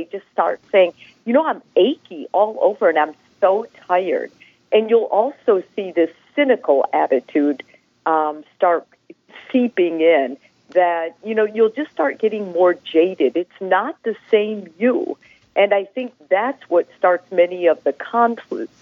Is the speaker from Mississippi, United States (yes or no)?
no; northern Wisconsin, United States; now in Houston, United States; my family immigrated from Italy to northern Wisconsin